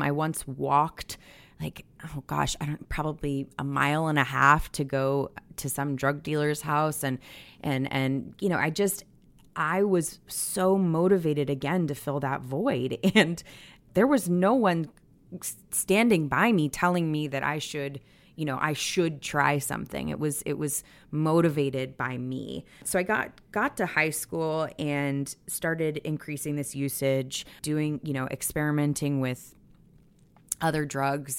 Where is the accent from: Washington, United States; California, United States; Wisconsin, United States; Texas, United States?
California, United States; the Bay Area, Northern; also born or lived in Providence, Rhode Island / Boston; I think I was like six and a half or seven when we moved to Northern California from Boston.